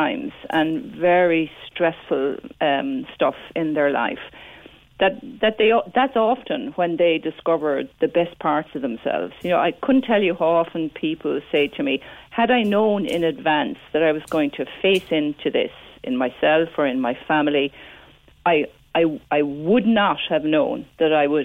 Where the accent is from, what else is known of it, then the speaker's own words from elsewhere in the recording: Midleton, Munster, Ireland; when I was growing up in Middleton